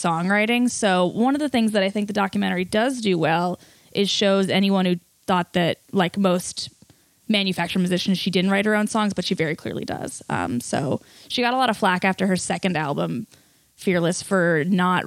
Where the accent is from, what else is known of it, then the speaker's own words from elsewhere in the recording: Ohio, United States; moved away as an adult; now in San Francisco, United States; I'm from Ohio